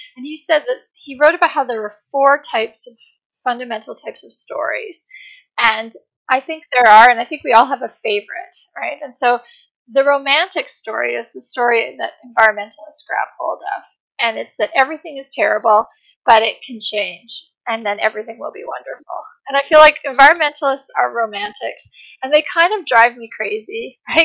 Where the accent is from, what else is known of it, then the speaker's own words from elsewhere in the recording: Canada; I'm from Canada